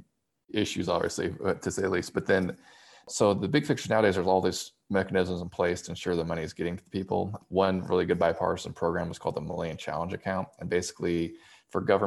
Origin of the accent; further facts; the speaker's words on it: United States; as an American